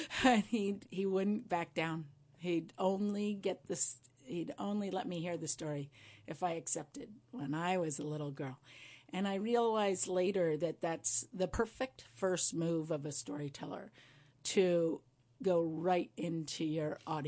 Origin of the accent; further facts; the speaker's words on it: Windham, New York, United States; Yeah. I'm a heck. I'm from these mountains, and they've chosen me now, too.